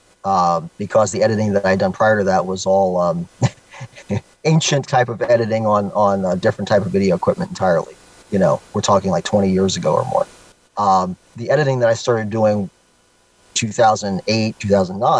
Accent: Florida, United States; moved away; I'm a Floridian by nature as a native

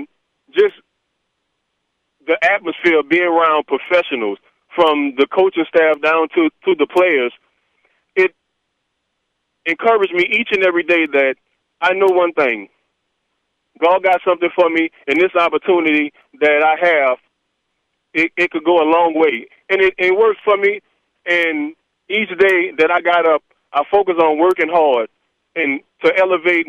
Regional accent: New Orleans, Louisiana, United States; moved away as an adult; I was born in Carrollton in New Orleans

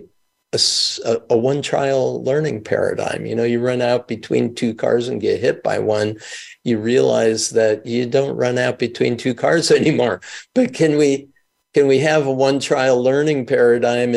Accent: Mount Vernon, New York, United States; also born or lived in Milwaukee, Wisconsin / Israel; I grew up in Mount Vernon, New York

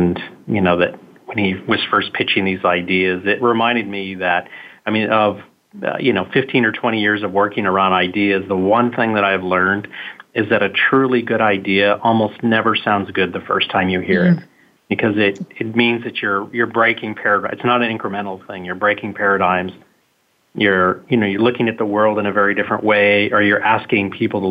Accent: Kansas City, Missouri, United States; moved away; my hometown of Kansas City

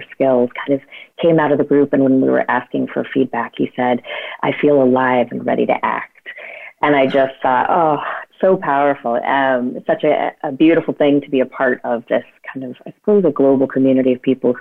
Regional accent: California, United States; moved away as an adult; now in Northern Ireland, United Kingdom; I was born in California, and I lived in the U.S. until I was about 23

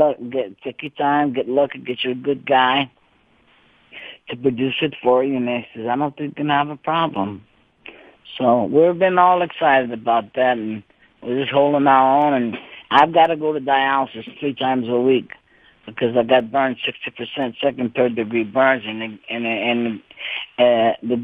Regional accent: Cajun, Louisiana, United States; I am a Cajun. I speak Cajun French, and my grandpa couldn't speak no English

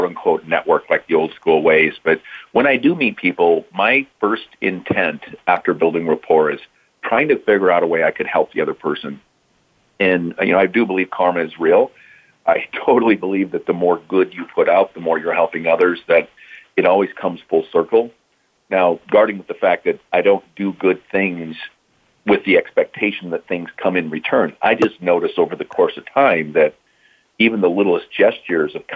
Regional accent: Iowa, United States; now in California, United States; I was born and raised in Iowa

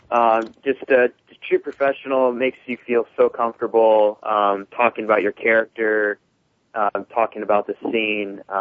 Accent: Northern California, United States; moved away as an adult; now in Los Angeles, United States; I'm from Northern California originally, and I've been in Hollywood for about three years.

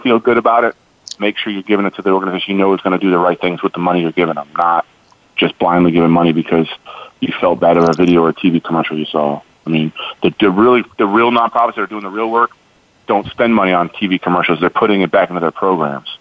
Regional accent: Chicago, Illinois, United States; moved away as an adult; now in Fort Hood, United States; I'm from Chicago

